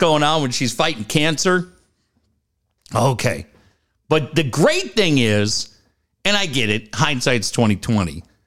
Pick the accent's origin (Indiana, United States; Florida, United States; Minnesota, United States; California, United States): Minnesota, United States; Minneapolis; now in San Diego, United States; I grew up in Minneapolis